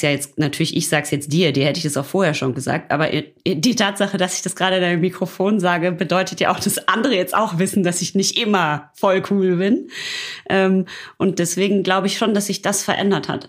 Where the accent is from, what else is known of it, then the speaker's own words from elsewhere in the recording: Ruhr area, North Rhine-Westphalia, Germany; ich komme aus dem Ruhrpott